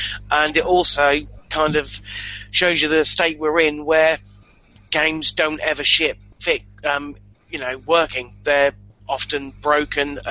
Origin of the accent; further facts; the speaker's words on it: England, United Kingdom; I'm English.